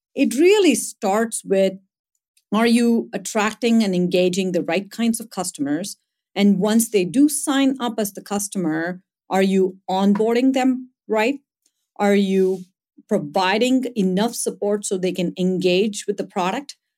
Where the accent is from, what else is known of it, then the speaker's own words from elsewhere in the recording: India; moved away; growing up in India, growing up in a fairly small town